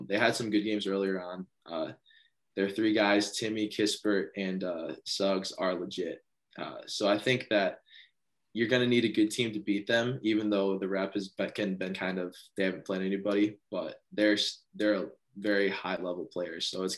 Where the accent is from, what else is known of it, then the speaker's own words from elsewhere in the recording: Michigan, United States; we're both from Michigan